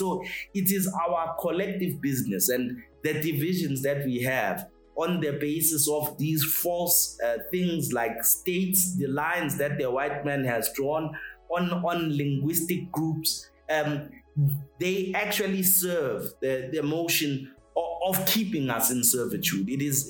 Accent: South Africa; I think of myself as a South African, you are a Nigerian, and in this way, we are trying to get the best deal with China.

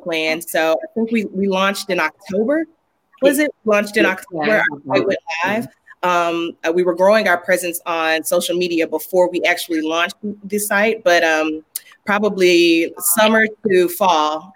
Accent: Jackson, Mississippi, United States; now in Atlanta, United States; I am from Jackson

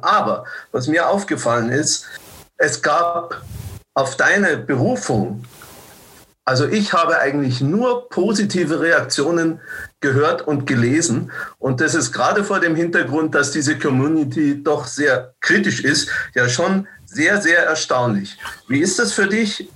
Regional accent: Munich, Bavaria, Germany; früher in meiner Jugend hat man in München immer gesagt

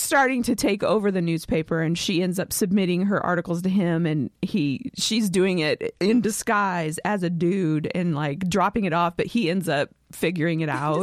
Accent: West Coast, United States; I'm from the West Coast

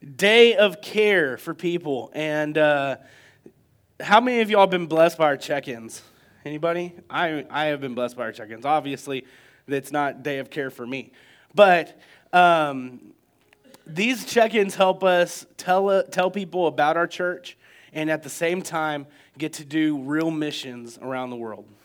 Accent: United States

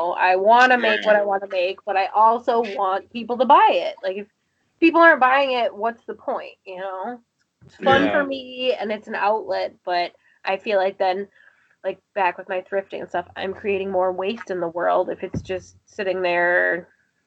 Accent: Appleton, Wisconsin, United States; now in Fond du Lac, United States; I live in Fond du Lac now, but I grew up mainly in Appleton

